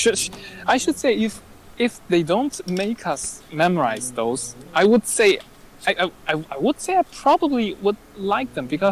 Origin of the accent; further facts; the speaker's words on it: Hangzhou, Zhejiang, China; English is a second language; in my hometown dialect, so my hometown is Hangzhou, so my hometown dialect is like Hangzhewa. It's southern dialect.